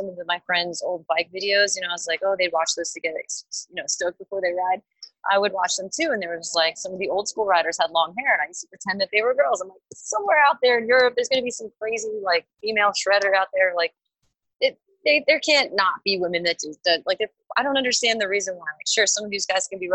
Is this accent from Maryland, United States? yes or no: no; Long Island, New York, United States; also born or lived in Queens; I'd spend weekends with my dad in Queens, but I grew up on Long Island with my mom.